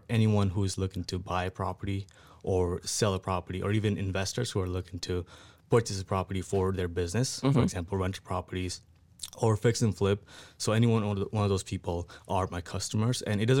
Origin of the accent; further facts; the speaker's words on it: Nepal; now in Sioux Falls, United States; I'm originally from Nepal. I came here in 2011.